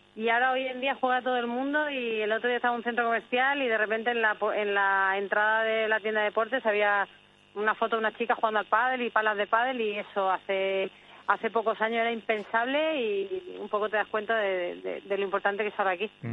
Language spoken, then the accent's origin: Spanish; Spain; also born or lived in Sweden; yo tengo doble nacionalidad desde que nací y bueno, me siento evidentemente española, me siento sueca